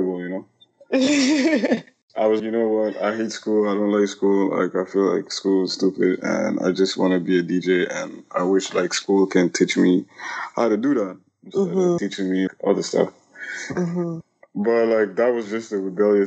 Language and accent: English; Ethiopia; moved away as an adult; also born or lived in Burundi; now in Toronto, Canada; I was born in Burundi. I grew up in Ethiopia and now I live in Toronto.